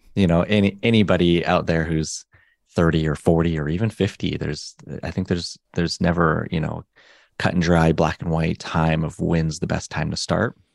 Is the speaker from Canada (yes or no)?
yes; Canada; me and my brother, we grew up in Canada